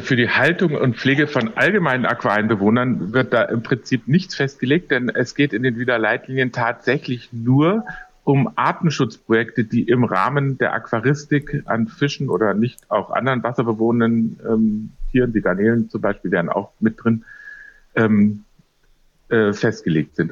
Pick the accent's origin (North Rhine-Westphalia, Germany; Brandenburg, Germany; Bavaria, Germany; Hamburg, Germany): Bavaria, Germany; Munich; in meiner Heimatstadt München